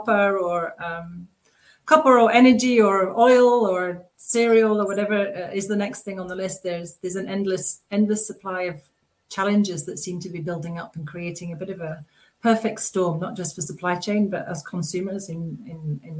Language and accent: English; England, United Kingdom; now in France; I'm English, living in France